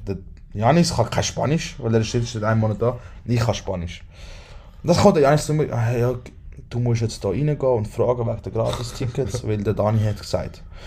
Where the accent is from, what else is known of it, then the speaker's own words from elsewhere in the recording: Switzerland; wir sind von der Schweiz